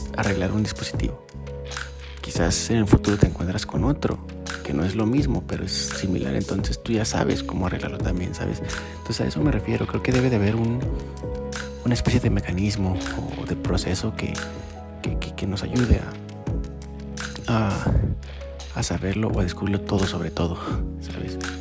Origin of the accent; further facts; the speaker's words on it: Aguascalientes, Mexico; mi ciudad natal